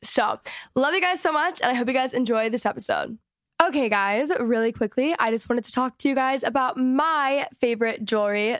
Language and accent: English; Dallas, Texas, United States; moved away; I'm from Dallas